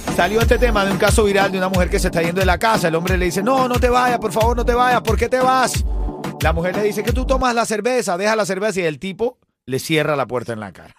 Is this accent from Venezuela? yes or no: yes; Venezuela; mi país